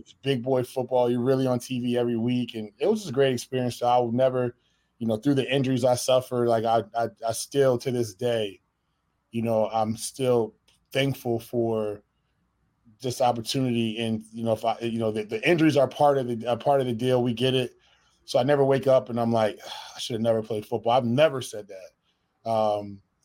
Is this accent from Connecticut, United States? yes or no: yes; Connecticut, United States; moved away as an adult; I'm from Connecticut originally